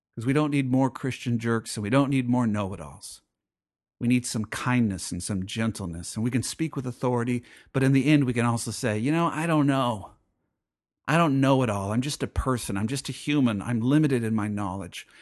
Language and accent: English; United States; as an American